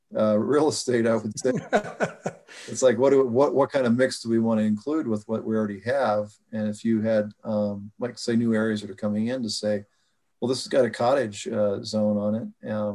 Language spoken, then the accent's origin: English; Idaho, United States; now in Oregon, United States; my home state of Idaho